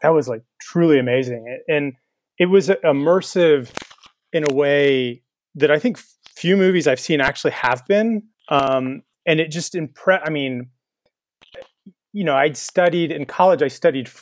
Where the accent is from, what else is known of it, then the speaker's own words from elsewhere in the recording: Texas, United States; I'm from Texas